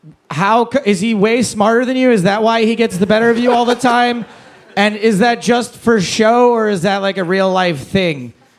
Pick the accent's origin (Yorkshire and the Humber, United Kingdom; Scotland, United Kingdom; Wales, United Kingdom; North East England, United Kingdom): Wales, United Kingdom; I'm from Wales. I'm Welsh.